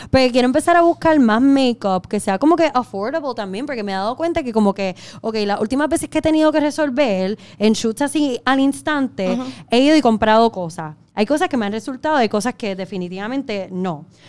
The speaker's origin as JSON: {"language": "Spanish", "country": "Puerto Rico", "also_born_or_lived": "Miami / New York", "moved": "as an adult", "said": "me mudé de Puerto Rico"}